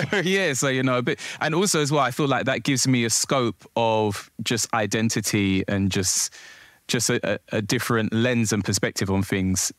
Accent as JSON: {"language": "English", "region": "London", "country": "United Kingdom", "tie": "born or raised there", "said": "I'm born and raised in London, Southeast London, Peckham to be precise"}